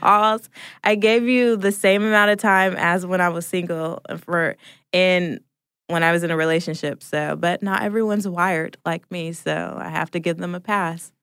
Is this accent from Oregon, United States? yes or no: yes; Portland, Oregon, United States; now in Atlanta, United States